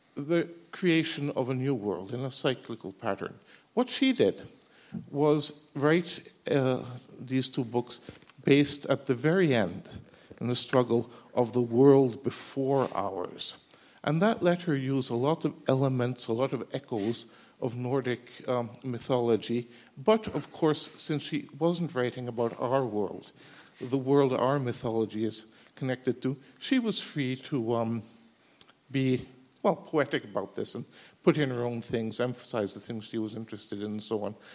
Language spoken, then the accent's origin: English; Norway; I come from Norway.